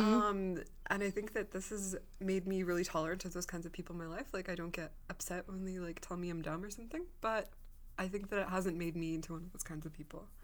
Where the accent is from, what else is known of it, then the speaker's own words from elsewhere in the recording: Russia; I was born in Russia